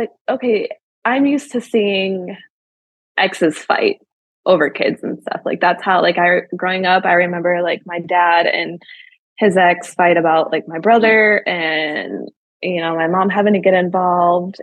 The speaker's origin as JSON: {"language": "English", "region": "Michigan", "country": "United States", "tie": "born or raised there", "moved": "as an adult", "lives_now": "Tennessee, United States", "said": "I'm actually from Michigan, born and raised."}